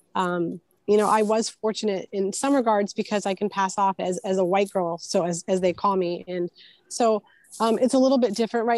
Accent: Houston, Texas, United States; also born or lived in Puerto Rico; I grew up in um, Houston, Texas, but I was born in Puerto Rico

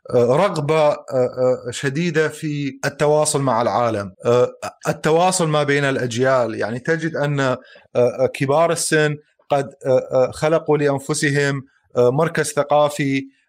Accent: Mosul, Nineveh, Iraq

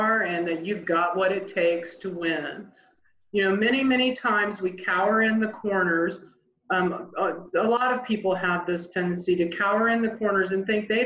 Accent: Indiana, United States; born or raised there

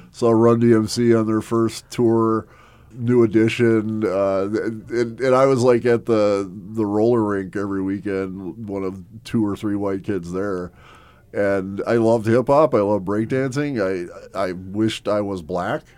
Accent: Milwaukee, Wisconsin, United States; also born or lived in Mequon, Wisconsin; I was born in Milwaukee, Wisconsin

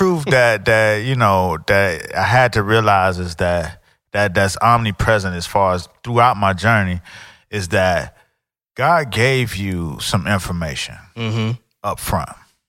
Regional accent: Miami, Florida, United States; I grew up in Miami.

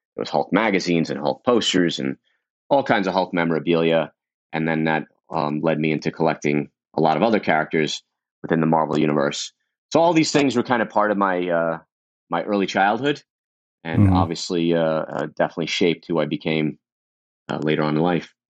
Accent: New York City, New York, United States; I grew up in Brooklyn, in Coney Island

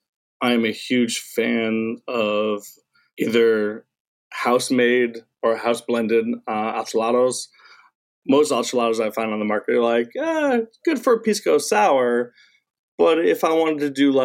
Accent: Northeast, United States; now in Daytona Beach, United States; I'm originally from the Northeast

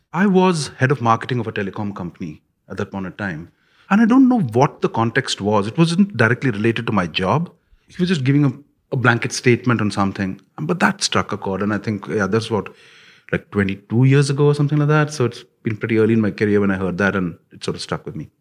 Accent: India; when I grew up in India

